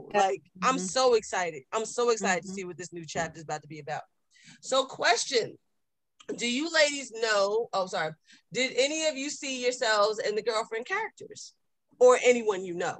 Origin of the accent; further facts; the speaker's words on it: North New Jersey, United States; I was born in North New Jersey.